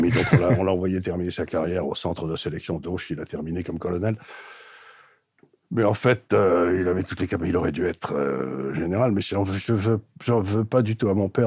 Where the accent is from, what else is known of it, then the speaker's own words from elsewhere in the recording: Aleppo, Aleppo Governorate, Syria; born there; Je suis né à Alep en Syrie.